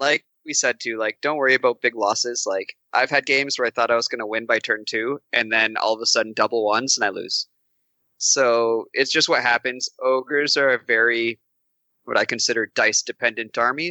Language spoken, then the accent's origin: English; Canada; I'm from Canada